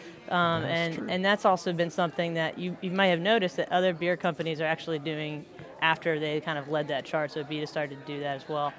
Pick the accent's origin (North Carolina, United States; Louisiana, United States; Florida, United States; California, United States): Florida, United States; moved away as an adult; also born or lived in Minnesota; now in New Orleans, United States; I was born and raised in Florida.